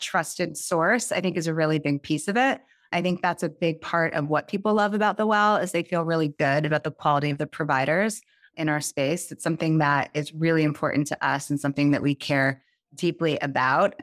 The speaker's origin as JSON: {"language": "English", "area": "just outside New York City", "region": "a suburb of New Jersey", "country": "United States", "tie": "born or raised there", "said": "I grew up just outside New York City in a suburb of New Jersey."}